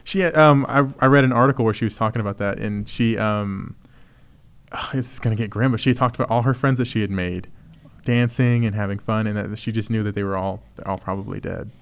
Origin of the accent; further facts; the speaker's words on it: Texas, United States; as a Texan